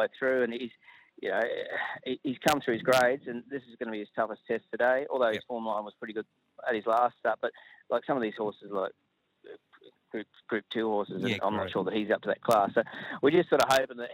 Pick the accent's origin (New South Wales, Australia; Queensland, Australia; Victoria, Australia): Victoria, Australia; Ballarat; it's still my hometown